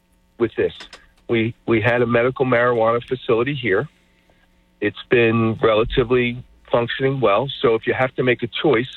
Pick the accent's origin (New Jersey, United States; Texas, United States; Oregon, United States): New Jersey, United States; Atlantic City; Growing up in Atlantic City